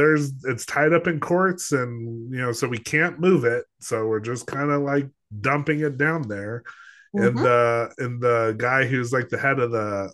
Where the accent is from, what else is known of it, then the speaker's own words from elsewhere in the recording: Los Alamos, New Mexico, United States; also born or lived in Colorado; growing up in Los Alamos, yeah, I grew up in Los Alamos, New Mexico